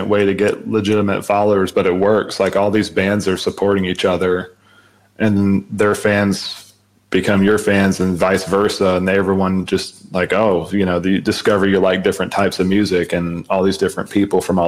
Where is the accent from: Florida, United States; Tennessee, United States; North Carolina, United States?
Florida, United States; Jacksonville; my hometown of Jacksonville, Florida